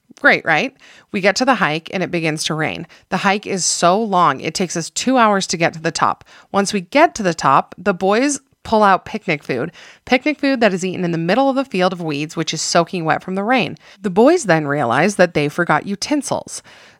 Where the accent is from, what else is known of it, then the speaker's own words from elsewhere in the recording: California, United States; I was raised in Southern California.